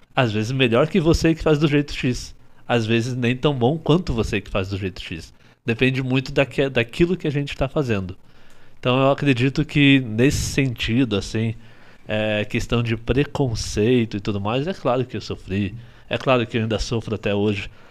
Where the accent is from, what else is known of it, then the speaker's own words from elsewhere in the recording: Curitiba, Paraná, Brazil; also born or lived in Ivaiporã, Paraná; Eu sou de Ivaiporã, no Paraná